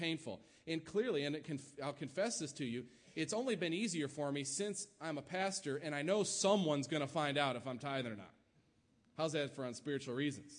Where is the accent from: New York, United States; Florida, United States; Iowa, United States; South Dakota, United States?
New York, United States; now in Kansas, United States; my home state, New York